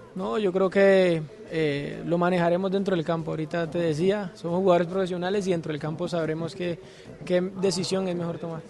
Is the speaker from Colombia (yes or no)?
yes; Cartagena, Bolívar, Colombia; mi tierra